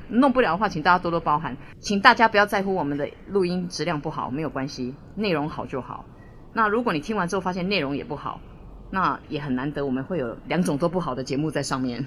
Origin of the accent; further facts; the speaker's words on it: Taipei, Taiwan; 你知道四十几年前，那时候台北也不是像现在这么多大马路，这么多光线，所以我们很多地方可以去探险